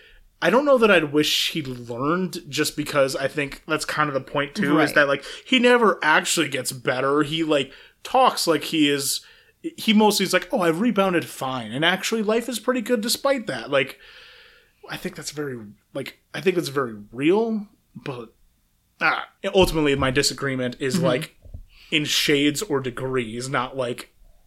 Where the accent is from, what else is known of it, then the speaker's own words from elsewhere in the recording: Minnesota, United States; born there; I was born in Minnesota. I will apologize for not being better at the accent.